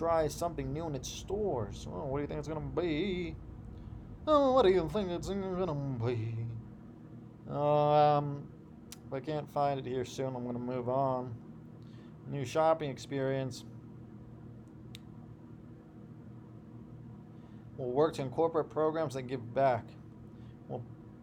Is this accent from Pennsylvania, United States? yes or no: no; Ohio, United States; I grew up in Ohio